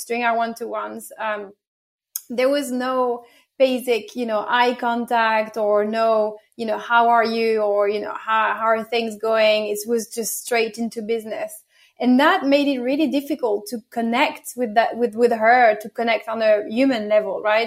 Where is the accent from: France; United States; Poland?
France; accent: a bit of French and English accent; now in London, United Kingdom; born and bred in France, so get a bit, bit of French and English accent in, in there.